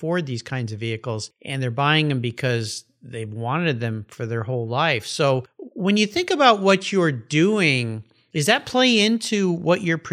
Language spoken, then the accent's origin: English; San Diego, California, United States; I grew up in La Jolla, so it's kind of my hometown